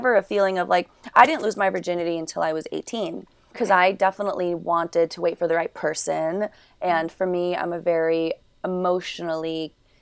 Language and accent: English; New York City, New York, United States; I grew up in New York City